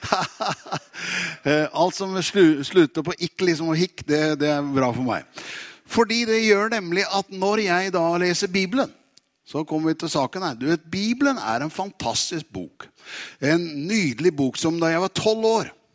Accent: Tune, Østfold, Norway; moved away; also born or lived in Oslo; jeg er jo egentlig fra Tune

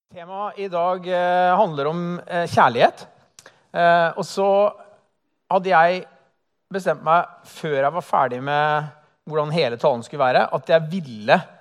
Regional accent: Halden, Østfold, Norway; moved away as an adult; now in Oslo, Norway; menigheten hjemme i Halden

